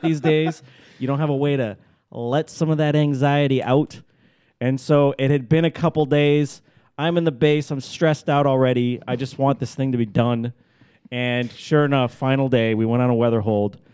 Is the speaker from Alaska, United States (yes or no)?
yes; Alaska, United States; I'm from Alaska, everybody knows I'm from Alaska.